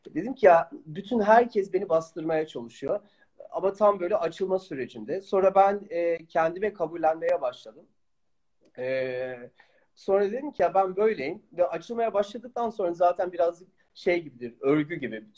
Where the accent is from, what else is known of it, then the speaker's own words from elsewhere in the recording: Netherlands; ben Hollanda'da doğuyorum